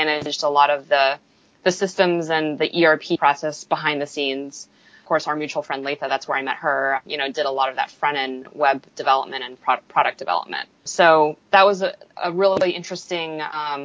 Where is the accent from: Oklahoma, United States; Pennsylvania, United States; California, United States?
California, United States; Silicon Valley, Northern; moved away as an adult; also born or lived in Austin; I grew up in the Silicon Valley in Northern California.